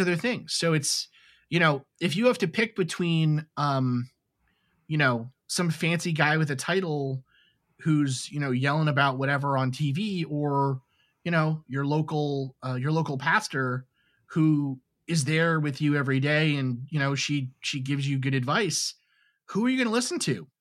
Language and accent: English; New York City, New York, United States; when I was a kid, I grew up in New York City